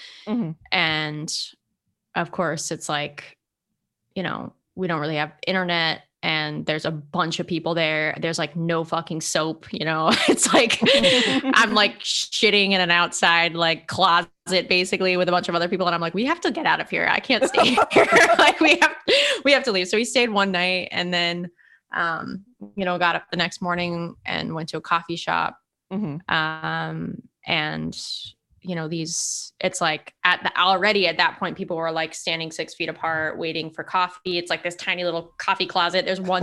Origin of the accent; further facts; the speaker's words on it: California, United States; We're from California. We don't have lines there.